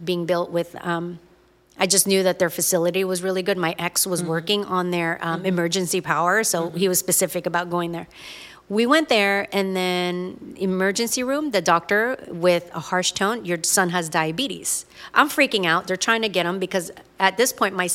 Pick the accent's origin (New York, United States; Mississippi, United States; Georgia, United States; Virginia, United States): Virginia, United States; Virginia Beach; we're from Virginia Beach